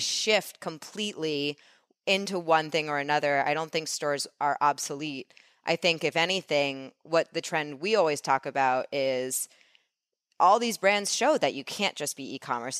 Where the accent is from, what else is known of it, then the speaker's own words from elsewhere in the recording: New York City, New York, United States; I grew up in New York